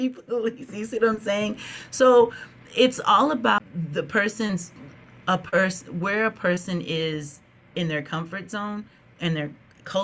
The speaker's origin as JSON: {"language": "English", "region": "Minnesota", "country": "United States", "also_born_or_lived": "Texas", "said": "I have lived in Texas, and I have lived, but I'm from Minnesota"}